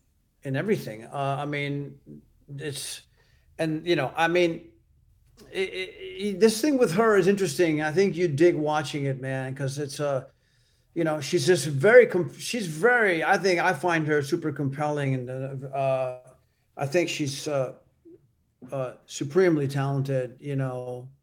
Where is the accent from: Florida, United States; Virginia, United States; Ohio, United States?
Florida, United States; Miami; also born or lived in Cuba; I was born in Havana, and I came when I was two.